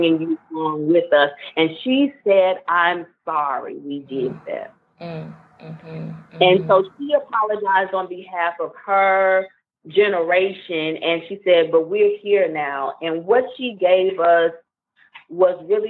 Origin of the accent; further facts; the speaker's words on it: Clarksdale, Mississippi, United States; moved away; also born or lived in Alabama / Virginia; I grew up in Clarksville, Mississippi